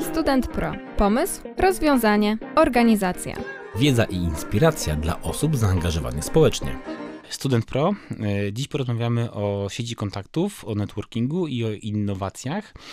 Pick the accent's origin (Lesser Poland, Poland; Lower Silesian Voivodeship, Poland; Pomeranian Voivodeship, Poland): Lower Silesian Voivodeship, Poland; Wrocław; ja z Wrocławia